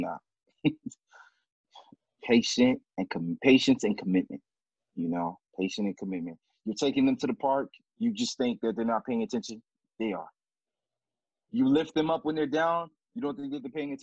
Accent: Miami, Florida, United States; moved away as an adult; now in Kansas City, United States; I'm not from here, I'm from Miami

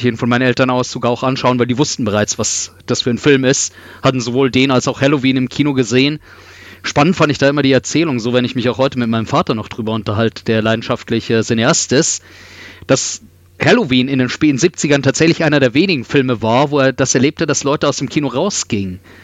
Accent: Regensburg, Bavaria, Germany; ich bin in Regensburg aufgewachsen

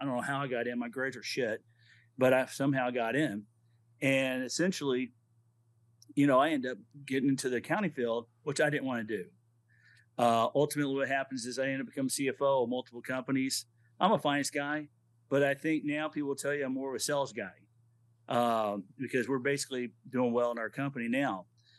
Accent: Corpus Christi, Texas, United States; also born or lived in Aberdeen Proving Ground, Maryland / Huntsville / California / Hong Kong; my dad eventually moved to Corpus Christi, Texas. I was in fourth grade, and I grew up in Texas, and I love Texas. My heart's always in Texas.

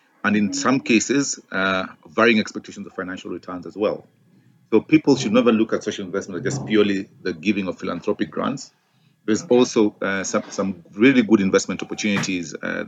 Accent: Kenya; now in Johannesburg, South Africa; I'm Kenyan

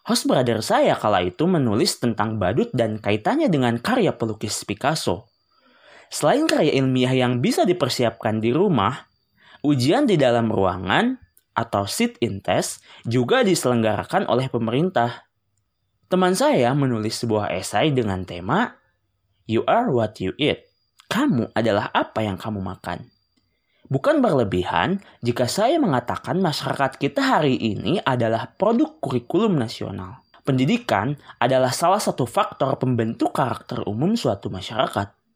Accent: Indonesia; now in Italy; Saya tiba di Italia dengan kemampuan berbahasa sebatas "Halo … Saya datang dari Indonesia."

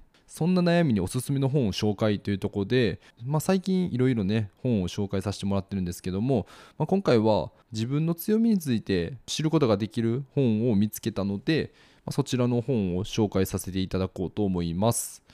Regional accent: Kansai, Japan; moved away as an adult; also born or lived in Osaka; now in Kochi, Japan; 僕の実家の関西

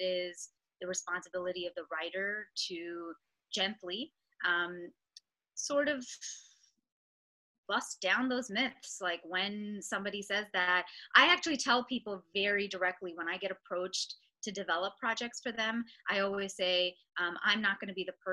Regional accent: Mississauga, Ontario, Canada; I'm from Mississauga

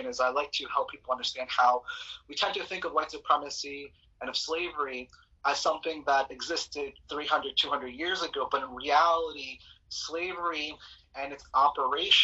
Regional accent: New York City, New York, United States; also born or lived in Colombia; I came here as a young child. I arrived at JFK at the age of 7, and I grew up here in Queens

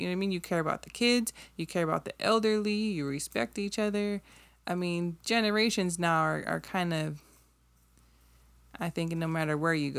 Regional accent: Hawaii, United States; Like most people who are born and raised in Hawaii, I can say for the people that I know, and a lot of people that I know born and raised in Hawaii, we're great.

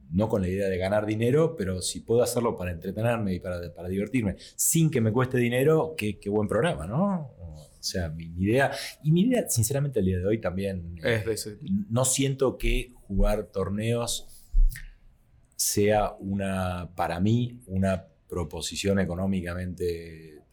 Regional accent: Argentina; si soy el único argentino en la mesa

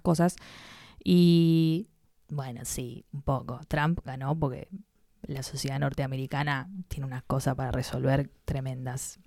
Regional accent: Buenos Aires, Argentina; porteñísima, porteñísima. Nací en Santa Fe y Puerredón, una cosa asquerosamente cheta

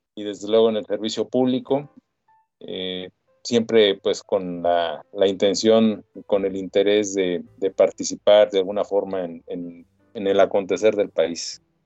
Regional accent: Mexico; yo soy un ciudadano mexicano

